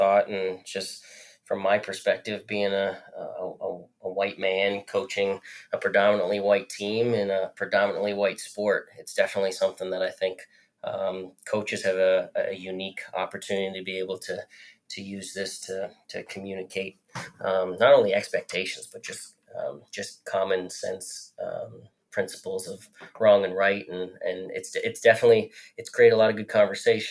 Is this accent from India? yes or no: no; Canada; accent: Canadian; moved away as an adult; now in Lynchburg, United States; growing up in Canada